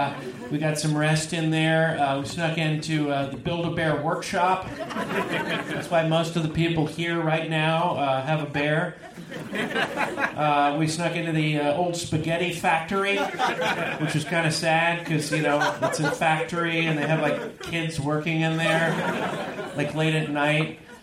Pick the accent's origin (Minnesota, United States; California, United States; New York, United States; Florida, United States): California, United States; moved away; I'm from California originally, and I didn't know what a donaire was.